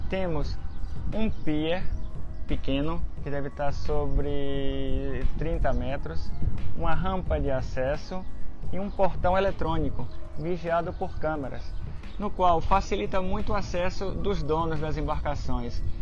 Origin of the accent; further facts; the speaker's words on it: Brazil; quando no Brasil, que eu sou brasileiro, falam de porto, mas sempre é o mesmo conceito.